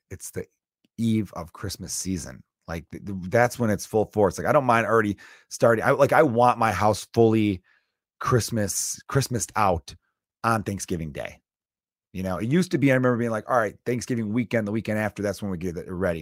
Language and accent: English; United States; I'm American